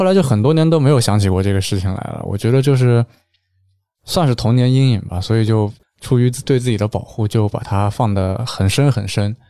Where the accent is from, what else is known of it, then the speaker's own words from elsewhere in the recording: Jiangsu, China; 啊，我是江苏的，